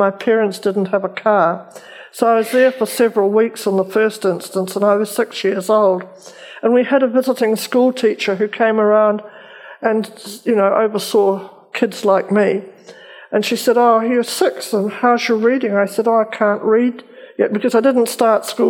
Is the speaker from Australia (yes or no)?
no; New Zealand